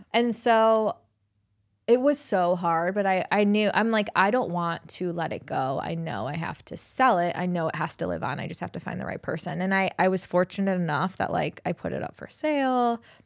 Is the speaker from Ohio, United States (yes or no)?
yes; Cleveland, Ohio, United States; also born or lived in Columbus, Ohio; I was born and bred in Cleveland. My family's here